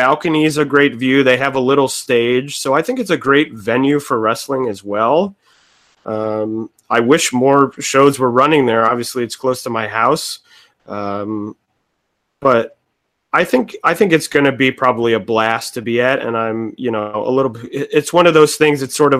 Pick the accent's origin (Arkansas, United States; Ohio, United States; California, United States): Ohio, United States; Cleveland; now in New York, United States; I'm originally from Cleveland, Ohio, but AIW was around when I lived there